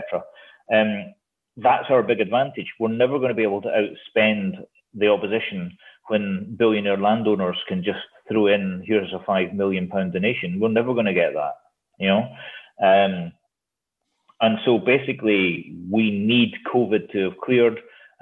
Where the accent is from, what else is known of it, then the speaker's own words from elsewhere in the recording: Hexham, North East England, United Kingdom; I'm from Hexham in Northumberland